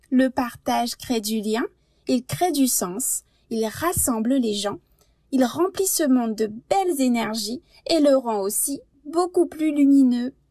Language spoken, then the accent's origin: French; France; now in Canada; je suis française